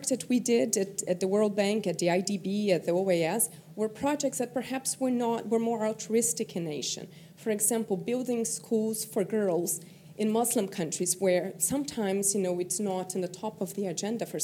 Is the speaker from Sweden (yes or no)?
no; Brazil; moved away; also born or lived in Washington; I'm from Brazil